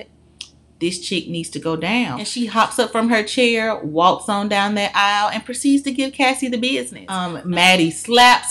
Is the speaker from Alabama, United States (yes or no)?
yes; Birmingham, Alabama, United States; I'm from Birmingham, Alabama